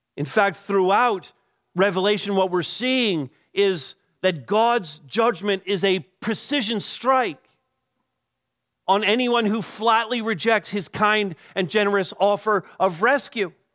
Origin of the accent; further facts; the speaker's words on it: Canada; we as Canadian Christians